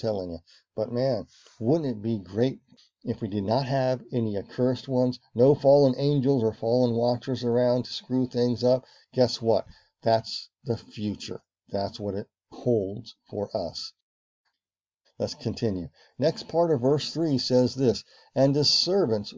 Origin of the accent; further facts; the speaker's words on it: Virginia, United States; where I grew up in Virginia, where I spent my summers on my grandparents' farm